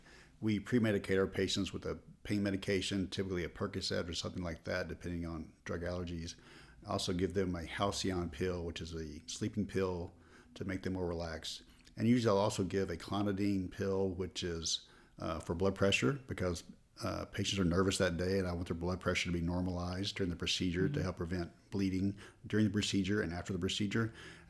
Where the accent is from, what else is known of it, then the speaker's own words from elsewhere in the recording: Texarkana, Texas, United States; I'm originally from Texarkana, Texas.